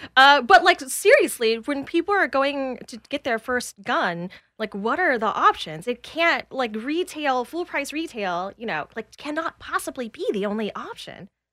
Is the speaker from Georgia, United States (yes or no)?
yes; Atlanta, Georgia, United States; I'm from Atlanta